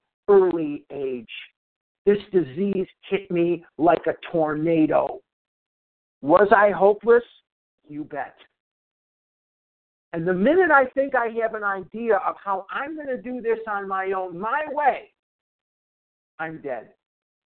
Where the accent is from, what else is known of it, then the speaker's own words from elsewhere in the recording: Chicago, Illinois, United States; now in Arizona, United States; I was born in Chicago